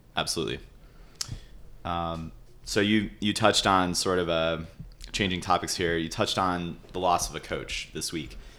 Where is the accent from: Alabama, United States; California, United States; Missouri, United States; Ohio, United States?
Ohio, United States; Cleveland; my hometown, Cleveland